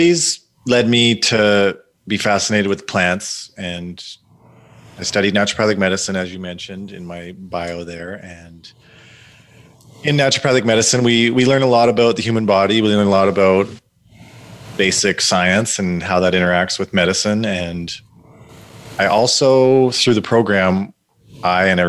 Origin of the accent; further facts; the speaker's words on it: Ontario, Canada; also born or lived in West Coast; I grew up in Ontario